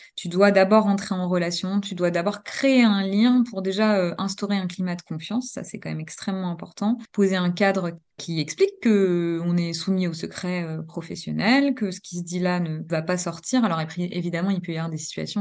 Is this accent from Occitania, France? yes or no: no; Normandy, France; moved away as an adult; also born or lived in Paris region; now in Dijon, France; Je suis née en Normandie. J'ai exercé pendant deux ans en maternité et néonatologie là-bas